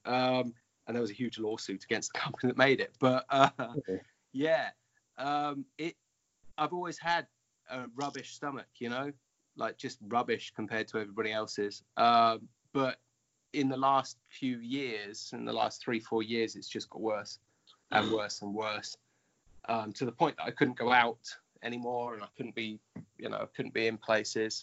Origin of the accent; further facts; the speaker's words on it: United Kingdom; now in Japan; I may be in Japan, but I'm I'm British